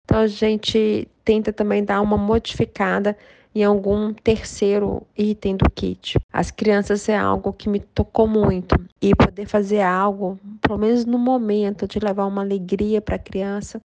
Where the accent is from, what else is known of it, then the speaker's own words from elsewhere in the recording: João Monlevade, Minas Gerais, Brazil; also born or lived in Belo Horizonte; João Molevade, que é minha cidade natal